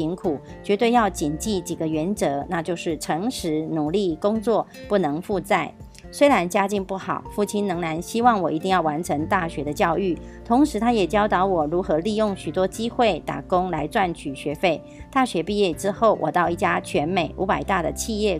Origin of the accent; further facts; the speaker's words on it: Miaoli, Miaoli County, Taiwan; 今天要为大家导读的主题是建立朴实、平易、持续一生的事业。